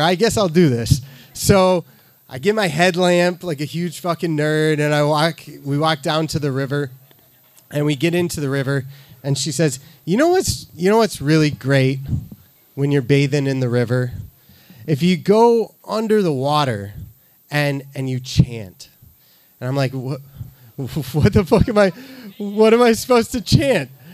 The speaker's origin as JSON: {"language": "English", "region": "Midwest", "country": "United States", "said": "I'm from the Midwest"}